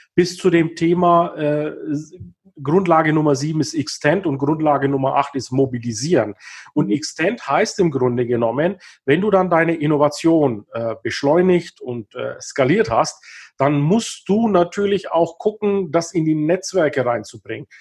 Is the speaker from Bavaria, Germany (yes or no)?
yes; Kulmbach, Bavaria, Germany; also born or lived in Himmelkron / Bayreuth; Also ich bin in Kulmbach geboren, das ist hier in Nordbayern, nördlich von Nürnberg.